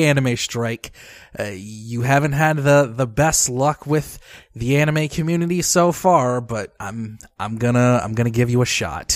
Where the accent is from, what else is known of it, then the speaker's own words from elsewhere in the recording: Detroit, Michigan, United States; my hometown of Detroit, Michigan